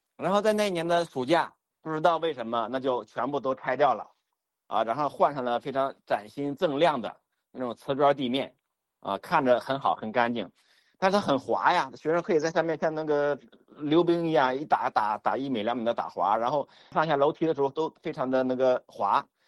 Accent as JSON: {"language": "Chinese", "area": "near Qiqihar", "region": "Heilongjiang", "country": "China", "tie": "born or raised there", "said": "我家乡附近的，啊，就是齐齐哈尔"}